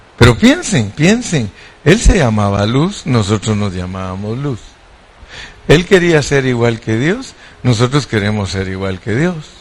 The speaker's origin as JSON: {"language": "Spanish", "country": "Mexico", "said": "como buen mexicano"}